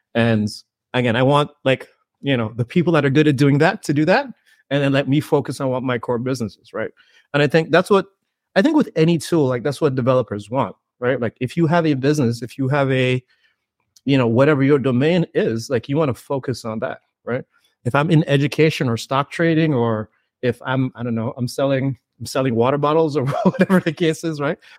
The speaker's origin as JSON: {"language": "English", "town": "Saint John's", "region": "Saint John", "country": "Antigua & Barbuda", "tie": "born or raised there", "said": "I grew up in the Caribbean, you know, born and raised in Antigua, Saint John's, Antigua"}